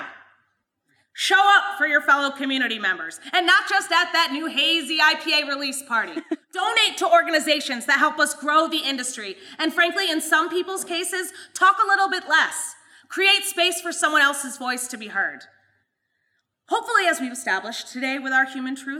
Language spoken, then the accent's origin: English; Madison County, New York, United States; Madison County, the region where I'm actually from